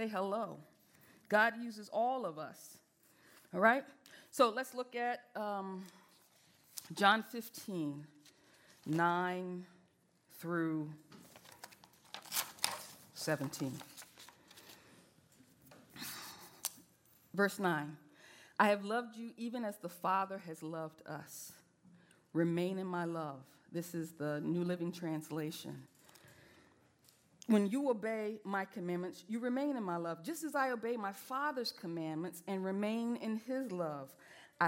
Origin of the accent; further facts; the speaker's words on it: the South, United States; I'm from the South